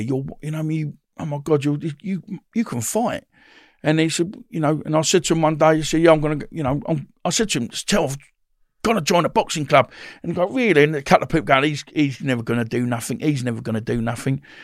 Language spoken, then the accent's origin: English; Woodford, East of England, United Kingdom; also born or lived in Bethnal Green, London; we brought up in Essex, Woodford, in Essex